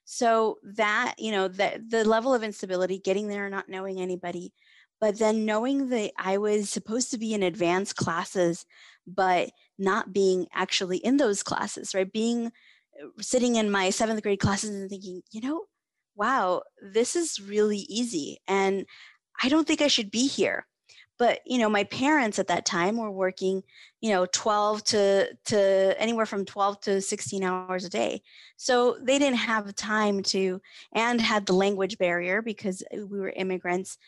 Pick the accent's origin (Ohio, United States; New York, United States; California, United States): California, United States; Fresno; also born or lived in Mexico; I have lived in Fresno since I was 7 years old